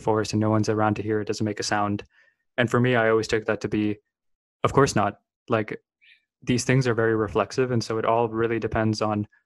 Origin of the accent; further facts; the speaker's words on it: Bay Area, California, United States; I grew up in the Bay Area